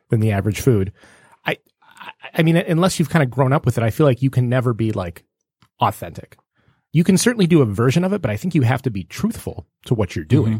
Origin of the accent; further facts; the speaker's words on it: Detroit, Michigan, United States; growing up in Metro Detroit